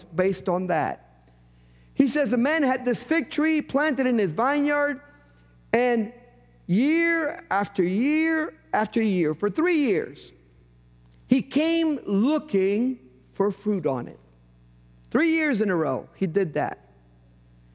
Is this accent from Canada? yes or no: no; Puerto Rico; moved away; In a parsonage I lived in growing up in Puerto Rico, we had an avocado tree in the backyard.